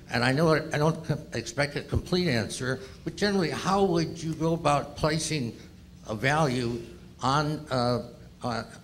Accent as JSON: {"language": "English", "town": "Chicago", "region": "Illinois", "country": "United States", "said": "from Chicago."}